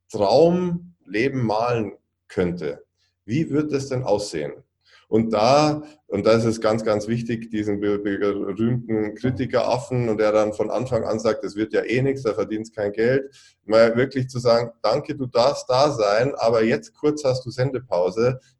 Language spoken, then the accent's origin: German; Bavaria, Germany; ich komme aus Süddeutschland, aus Bayern